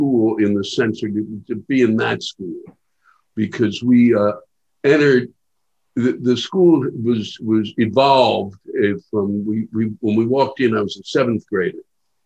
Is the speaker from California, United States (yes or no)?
no; Silver Spring, Maryland, United States; moved away; I'm from Silver Spring around White Oak, and I went to Springbrook High School